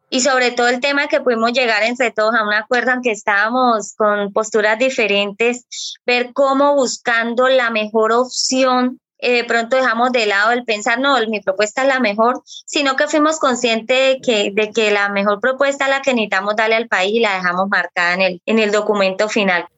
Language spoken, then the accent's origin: Spanish; Colombia; also born or lived in Barrancabermeja, Santander; los colombianos somos así, nos identificamos por esto